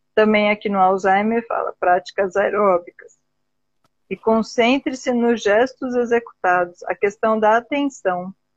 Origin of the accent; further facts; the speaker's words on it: Brazil; Eu ainda sou bem brasileira nesse sentido.